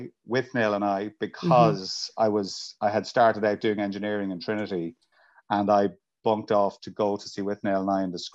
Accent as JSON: {"language": "English", "area": "Kildare", "region": "Leinster", "country": "Ireland", "tie": "born or raised there", "said": "where I grew up in Kildare"}